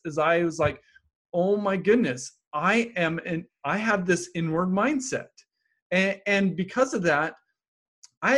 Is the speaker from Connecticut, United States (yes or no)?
no; Happy Valley, Utah, United States; I grew up in Happy Valley, Utah